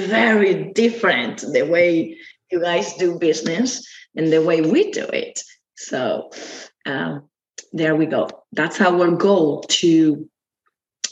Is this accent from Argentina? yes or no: yes; Argentina; Yes, I'm from Argentina. We are all from Argentina.